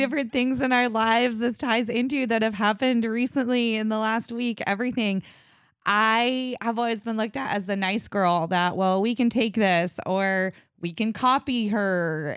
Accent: United States; I'm from Washington

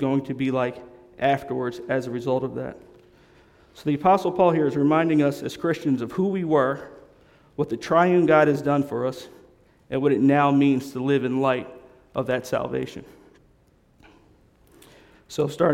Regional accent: Darby, Pennsylvania, United States; I was growing up in Mount Zion, AME. AME stands for African Methodist Episcopal Church in Darby, Pennsylvania

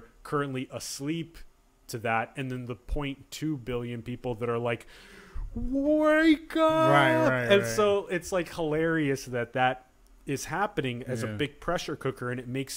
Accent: Sioux Falls, South Dakota, United States; moved away; I'm from Sioux Falls, and I did 17 winters.

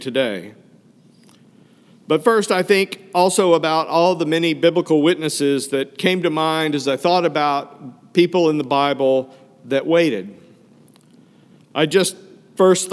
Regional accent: Fayetteville, Arkansas, United States; moved away; I grew up in Fayetteville, Arkansas, not only my hometown

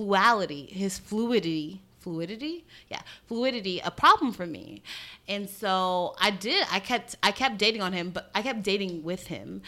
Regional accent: Trinidad & Tobago; I'm from Trinidad, or my family's from Trinidad

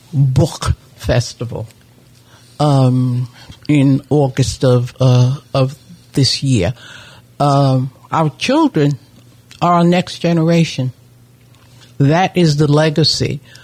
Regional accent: New York City, New York, United States; I grew up in in the Harlem area, in the Mount Morris Park area.

